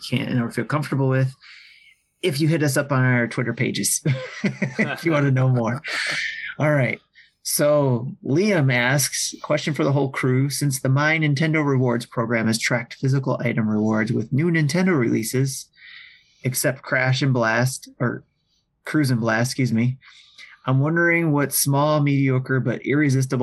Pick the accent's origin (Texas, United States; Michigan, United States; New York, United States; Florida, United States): Michigan, United States; Detroit; I'm from the Detroit area, so I could say Coney dogs. We got some good Coneys here